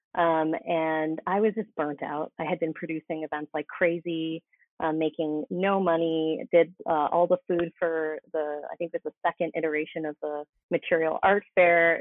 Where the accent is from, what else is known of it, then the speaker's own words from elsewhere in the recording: Boston, Massachusetts, United States; moved away as an adult; also born or lived in Mexico City, Mexico; now in Oaxaca, Mexico; I'm actually from the Boston area, um, and then I moved to Mexico City after graduating college in 2007.